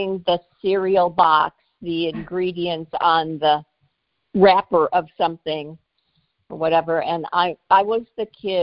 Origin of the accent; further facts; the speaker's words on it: Joliet, Illinois, United States; I grew up in Joliet, Illinois, which is about 45 minutes to the southwest of Chicago